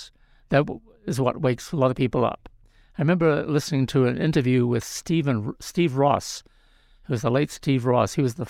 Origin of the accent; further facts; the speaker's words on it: New Zealand; moved away as an adult; now in California, United States; Well, I'm from New Zealand originally.